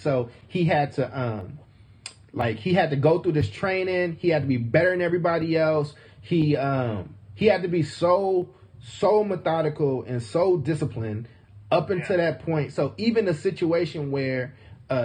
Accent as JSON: {"language": "English", "town": "Oakland", "region": "California", "country": "United States", "tie": "born or raised there", "said": "I grew up in Oakland. I grew up in like fucked up conditions in Oakland."}